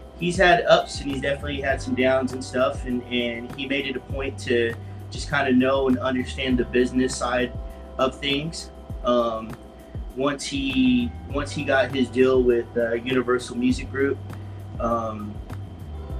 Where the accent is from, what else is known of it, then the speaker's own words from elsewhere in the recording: Fort Worth, Texas, United States; I'm from Fort Worth, Texas, born and raised.